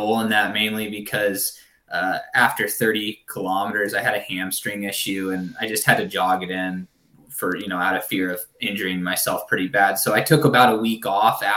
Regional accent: Southern Oregon, United States; moved away as an adult; also born or lived in Ashland, Oregon; now in Sacramento, United States; a community college back in my hometown in Southern Oregon

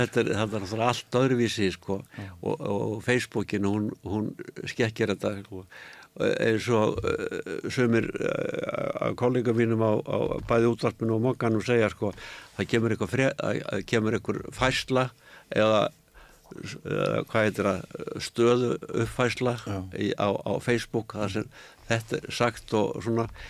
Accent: Reykjavík, Capital Region, Iceland; ég var alveg upp á Eilskotunni hérna Eilskotu 30

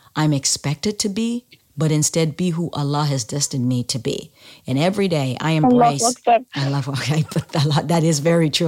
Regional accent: Sierra Leone; now in United States; I was born in the United States but moved to Sierra Leone when I was a young kid, small kid, still in elementary school, like, I don't even think I'd started yet, but I was 6 or 7 years old when I moved.

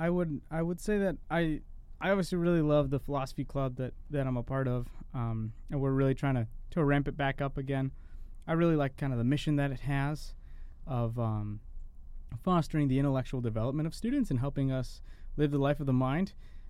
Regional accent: Rockville, Maryland, United States; also born or lived in Rhode Island; I'm from Maryland, originally from Rhode Island. My folks moved down to Maryland when I was about 8 years old, and so I grew up right in the nation's capital, right outside in Rockville, Maryland. So that's in the D.C. metropolitan area.

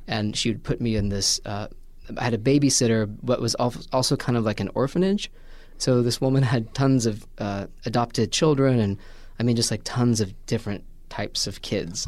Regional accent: Washington, Indiana, United States; moved away as an adult; also born or lived in Vincennes, Indiana; Southern Indiana, a town called Washington, Indiana

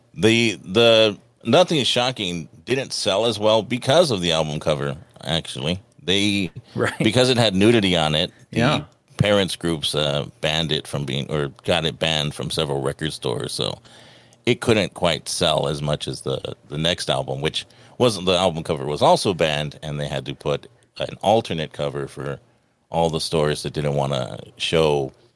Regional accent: Los Angeles, California, United States; growing up in Los Angeles

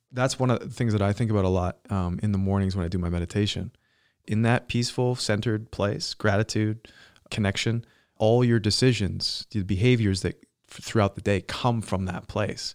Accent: Canada; I grew up in Canada, so this is like, this is so, you know, this is my home

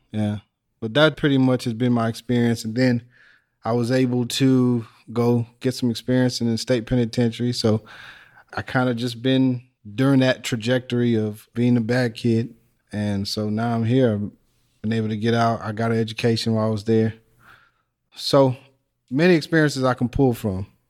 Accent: Texas, United States; also born or lived in Illinois; I was born in Illinois, but shortly after that, we moved to Texas. I may have been three and we lived close to Mexico, by the border of Mexico

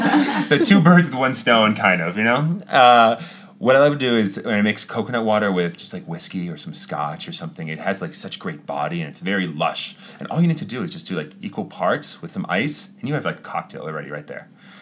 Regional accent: Italy; born there; I was born in Italy for that.

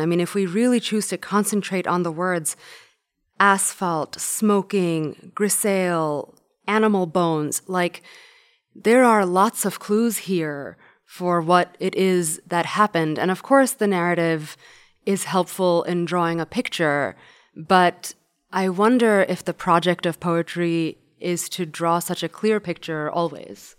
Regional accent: New York, United States; when I was growing up in New York

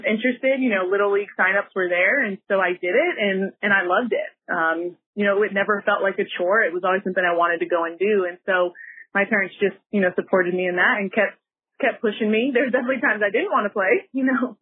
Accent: Casa Grande, Arizona, United States; we had a little bit of background or a lot of background with each other growing up in Casa Grande

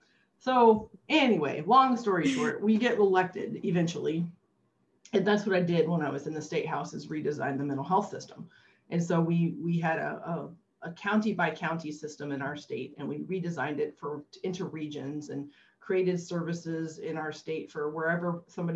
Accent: Illinois, United States; moved away; I grew up in Illinois in a state and most of our governors had gone to jail.

